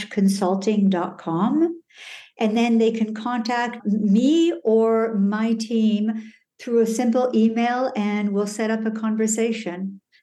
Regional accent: Iran; born there; also born or lived in Canada / Colorado / France; I was born in Iran. I lived in Canada, uh, Colorado, uh, France.

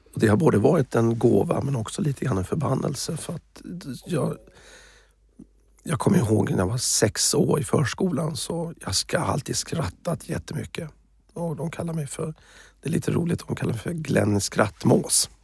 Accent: Småland, Sweden; moved away; also born or lived in United States / Thailand / Africa / Middle East; jag är ju smålänning

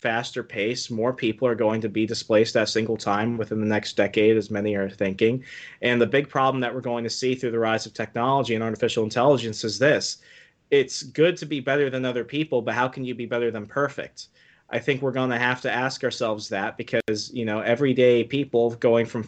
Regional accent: Virginia, United States; coming from Virginia

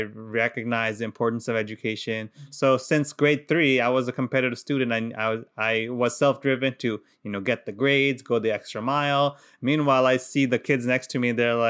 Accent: Qatar; because we grew up in Qatar, And in Qatar, it's Arab. It's an Arab country. So obviously, I didn't speak a word of Arabic.

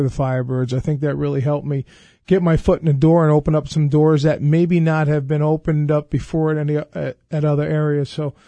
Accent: New York, United States; I'm from Long Island, and just love being in the Capital Region.

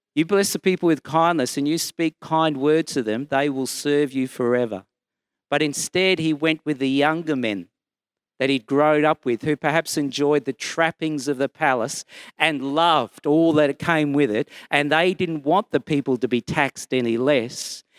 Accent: Brisbane, Queensland, Australia; I'm from Brisbane and I'm a Baptist minister

